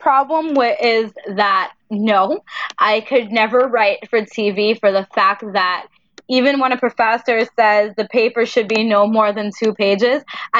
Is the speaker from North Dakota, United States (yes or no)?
no; New York City, New York, United States; now in Queens, New York, United States; Brooklyn in a little town that's not so little anymore because now it's really on the map where it never was. I grew up in Greenpoint, Brooklyn.